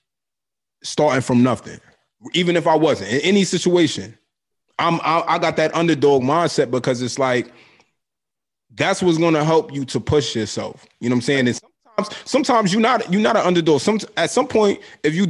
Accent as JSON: {"language": "English", "town": "Brooklyn", "region": "New York", "country": "United States", "tie": "born or raised there", "said": "growing up in Brooklyn"}